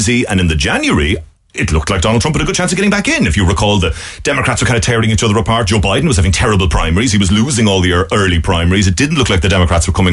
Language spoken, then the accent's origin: English; Ireland; moved away as an adult; now in Washington, United States; the Irish journalist